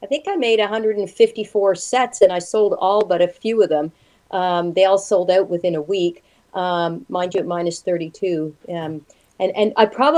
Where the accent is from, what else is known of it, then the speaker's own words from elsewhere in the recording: Montreal, Quebec, Canada; now in Toronto, Canada; I'm from Montreal